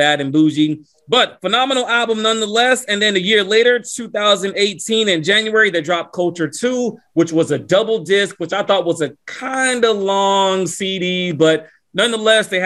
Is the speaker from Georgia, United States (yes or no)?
yes; Lawrenceville, Georgia, United States; my hometown, North Atlanta, Georgia, Lawrenceville, to be exact